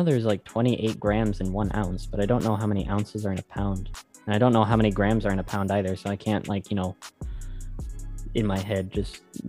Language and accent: English; United States; I was born in America.